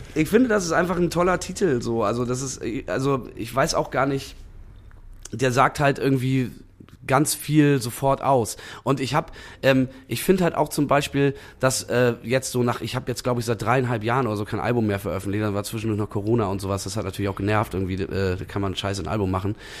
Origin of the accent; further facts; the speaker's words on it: Bremen, Germany; Ich komme aber eigentlich ursprünglich aus Bremen-Nord.